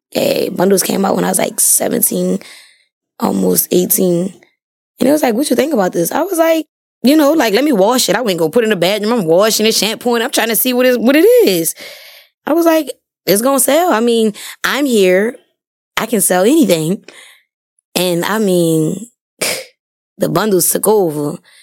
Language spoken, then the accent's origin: English; New Orleans, Louisiana, United States; I'm from New Orleans, born and raised